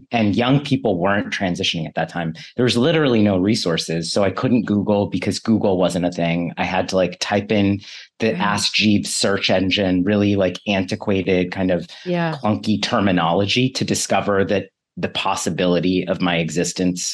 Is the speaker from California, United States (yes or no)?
yes; Bay Area, California, United States; I grew up in the Bay Area